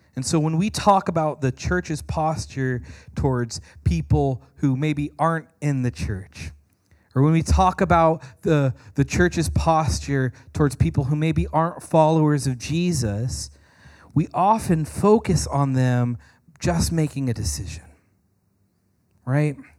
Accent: United States; American Christians

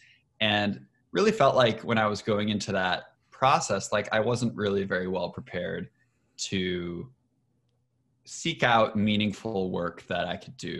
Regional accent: Michigan, United States; I'm from Michigan originally

